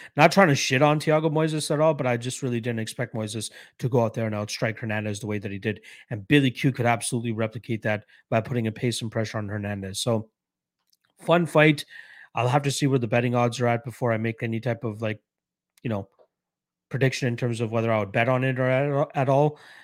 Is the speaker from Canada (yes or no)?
yes; Canada; I'm a Canadian myself